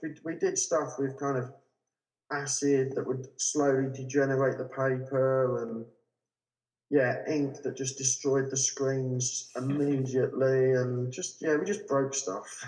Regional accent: London, United Kingdom; I grew up in South London with my parents

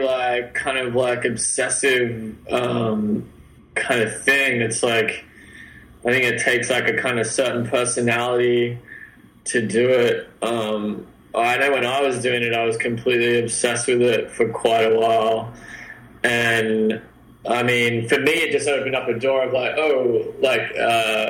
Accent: Sydney, New South Wales, Australia; moved away as an adult; now in San Diego, United States; I was born in Sydney. Down there in Oz. Pretty much lived there my whole life till I was like 26

